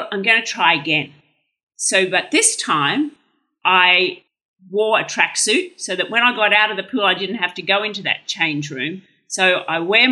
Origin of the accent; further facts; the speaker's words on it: Brisbane, Queensland, Australia; I grew up in Brisbane